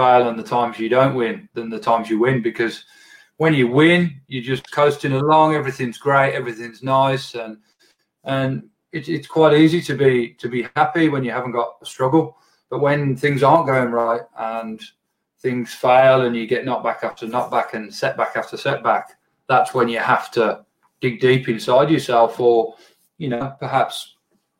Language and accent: English; England, United Kingdom; moved away; my home country, England